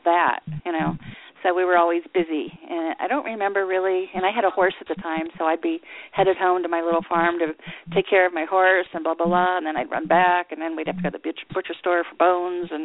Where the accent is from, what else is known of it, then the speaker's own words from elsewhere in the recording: Pittsburgh, Pennsylvania, United States; also born or lived in Chicago; I left Chicago to go back to my hometown, Pittsburgh